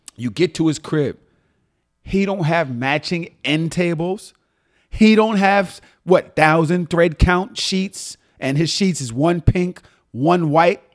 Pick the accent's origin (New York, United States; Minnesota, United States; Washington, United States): New York, United States; New York City; also born or lived in Atlanta; I was still from Brooklyn